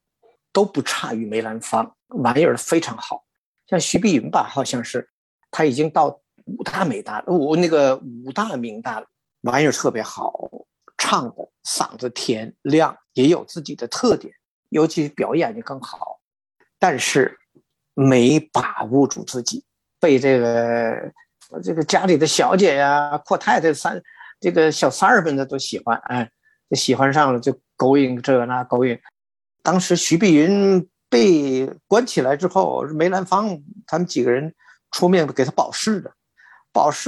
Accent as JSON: {"language": "Chinese", "region": "Tianjin", "country": "China", "moved": "yes", "lives_now": "Toronto, Canada"}